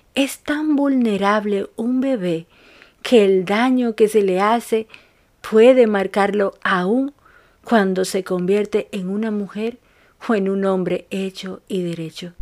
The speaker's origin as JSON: {"language": "Spanish", "country": "Dominican Republic", "moved": "yes", "lives_now": "Buenos Aires, Argentina", "said": "una dominicana, en Argentina"}